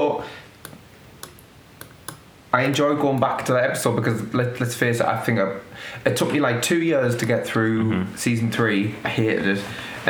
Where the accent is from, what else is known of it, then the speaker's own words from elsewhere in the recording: United Kingdom; you can argue that you're seeing it through Ted Lasso's eyes, even as a British person